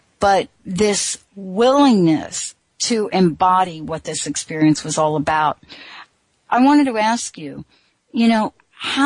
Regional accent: New Jersey, United States; also born or lived in New York; now in Washington, United States; I grew up on the East Coast and I'm from New York, I grew up in New Jersey

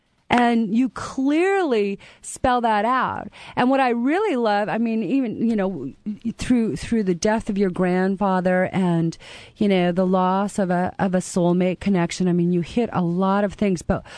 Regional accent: Canada; moved away; You know, I'm a Canadian

